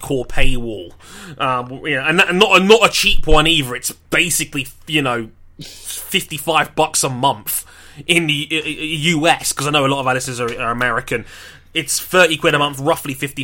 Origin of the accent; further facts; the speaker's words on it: United Kingdom; we as a British audience